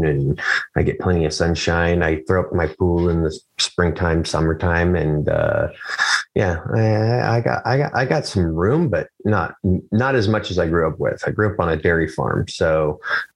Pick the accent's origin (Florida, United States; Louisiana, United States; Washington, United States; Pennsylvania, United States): Washington, United States; Chehalis; also born or lived in Morton, Washington; now in St. Helens, United States; I grew up in Lewis County, Washington.